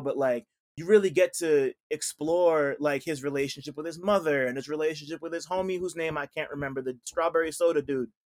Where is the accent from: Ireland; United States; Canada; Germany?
United States; New Jersey; I'm from Jersey